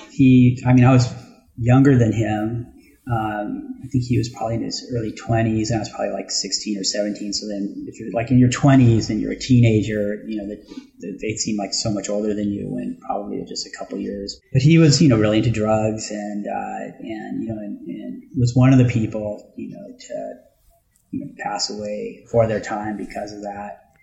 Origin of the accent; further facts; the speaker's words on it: Los Angeles, California, United States; who I grew up with in in Hollywood, him and Flea.